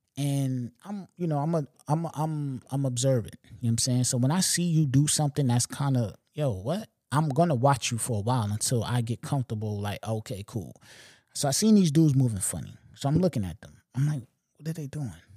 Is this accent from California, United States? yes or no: no; Long Island, New York, United States; I'm not from New York City. You know what I'm saying? I'm from L